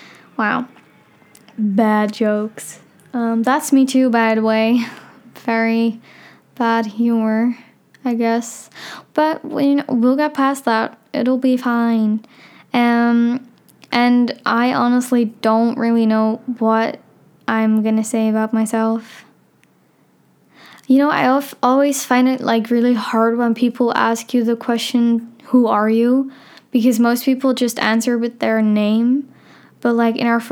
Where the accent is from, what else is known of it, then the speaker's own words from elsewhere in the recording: Amsterdam, North Holland, Netherlands; I'm 15 years old. I'm from Amsterdam